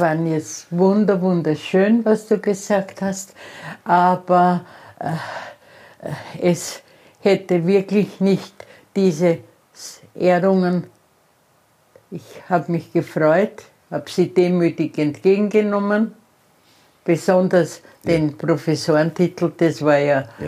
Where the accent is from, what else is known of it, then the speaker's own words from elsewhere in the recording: Austria; ich bin Österreicherin